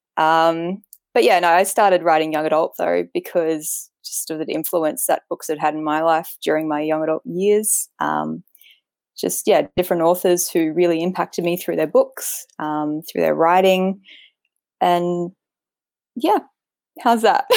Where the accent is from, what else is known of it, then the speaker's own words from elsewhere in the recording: Queensland, Australia; I'm from Queensland, Australia. I've lived my whole life in Australia, um, in Queensland